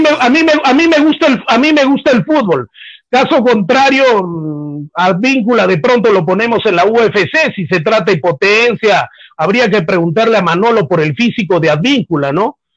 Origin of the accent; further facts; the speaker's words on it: Peru; como peruano